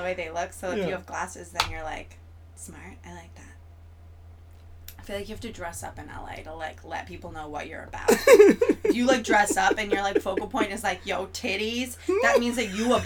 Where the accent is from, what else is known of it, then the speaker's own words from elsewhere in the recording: Florida, United States; I'm from Florida